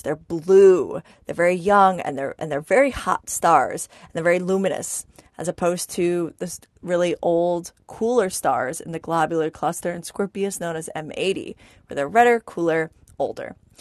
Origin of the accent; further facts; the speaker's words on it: New York, United States; growing up in New York